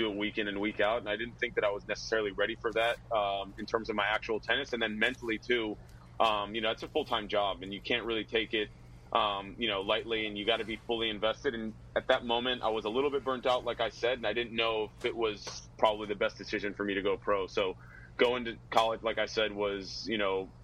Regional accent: Virginia, United States; I was from Virginia

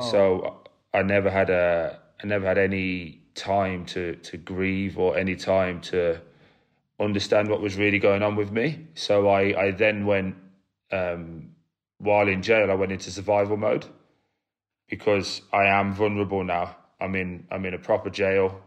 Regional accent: Birmingham, West Midlands, United Kingdom; I grew up in a, a place called Chelmsford Wood, which is in Birmingham

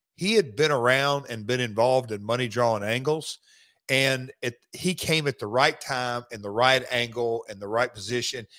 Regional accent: Nashville, Tennessee, United States; living and growing up in Nashville

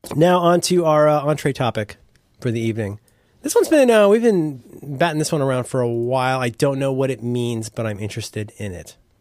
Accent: Ohio, United States; I'm from Ohio

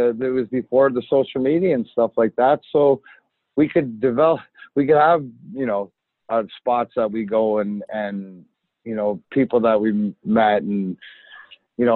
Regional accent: Canada; also born or lived in Detroit, United States; now in United States; I'm Canadian

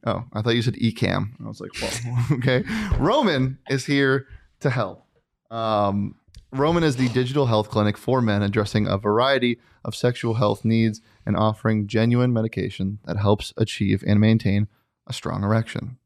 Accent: Scottsdale, Arizona, United States; I grew up in Scottsdale

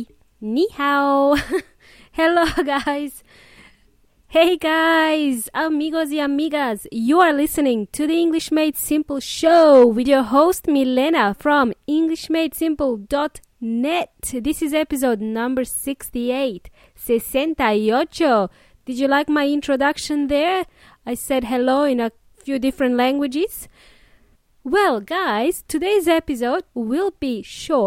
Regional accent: Melbourne, Victoria, Australia; My hometown, Melbourne

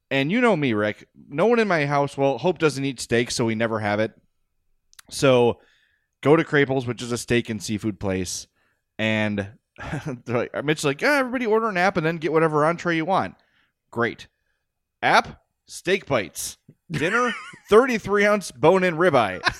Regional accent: Oak Lawn, Illinois, United States; I grew up in Oak Lawn. I was raised in Oak Lawn.

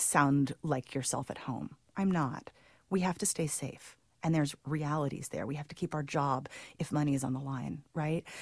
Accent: Santa Cruz, California, United States; Santa Cruz, actually, my hometown

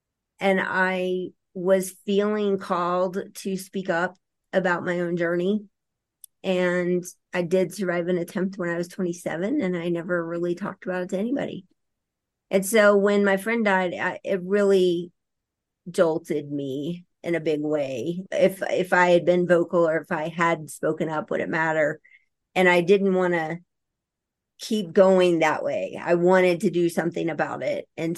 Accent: Louisiana, United States; moved away as an adult; also born or lived in Colorado; I grew up in Louisiana. And after college, I moved to Colorado.

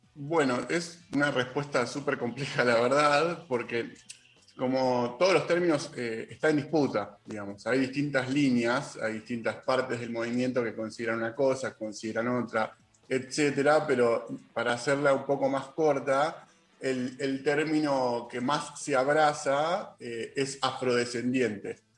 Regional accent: Argentina; nosotros, argentinos

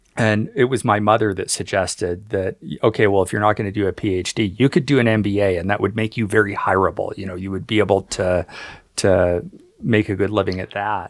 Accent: Canada; I'm Canadian

